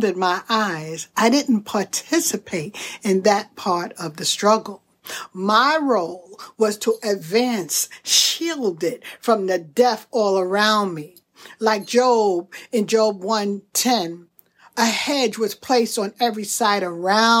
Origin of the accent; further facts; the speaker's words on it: Brooklyn, New York, United States; growing up in Brooklyn during the 60s and 70s, I was financially poor